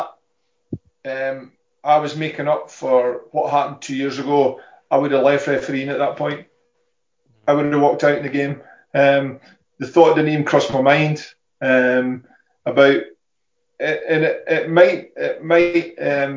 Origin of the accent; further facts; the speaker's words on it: Fife, Scotland, United Kingdom; I'm from Fife. There's Rangers and Celtic fans here